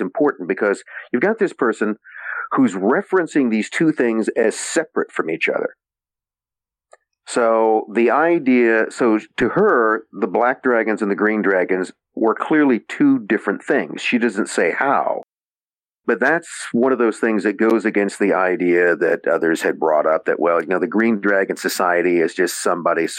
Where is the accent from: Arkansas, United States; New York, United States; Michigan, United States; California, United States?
California, United States; San Joaquin Valley; I'm from the San Joaquin Valley, so I'm from further south than there